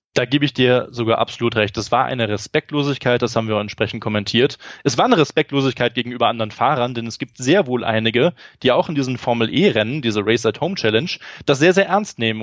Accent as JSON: {"language": "German", "area": "Eifel", "region": "Rhineland-Palatinate", "country": "Germany", "tie": "born or raised there", "said": "in meiner Heimat in der Eifel"}